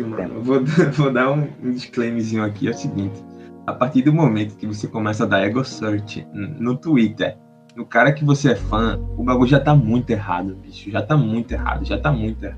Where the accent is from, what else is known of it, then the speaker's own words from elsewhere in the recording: Recife, Pernambuco, Brazil; a gente é de Recife